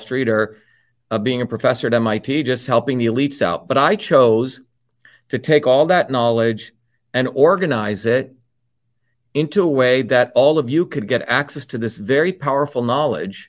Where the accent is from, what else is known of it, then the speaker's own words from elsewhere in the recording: New Jersey, United States; also born or lived in India; growing up in New Jersey, working class kid